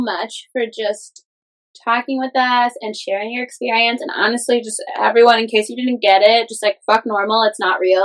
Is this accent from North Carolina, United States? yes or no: no; Schaumburg area, Illinois, United States; So I'm from here. We're in Schaumburg. I live 20 minutes away